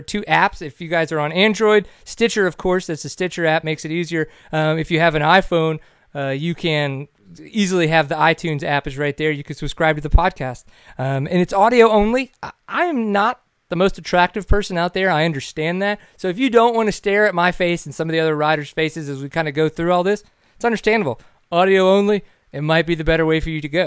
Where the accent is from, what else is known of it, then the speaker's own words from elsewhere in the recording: Texas, United States; I'm from Texas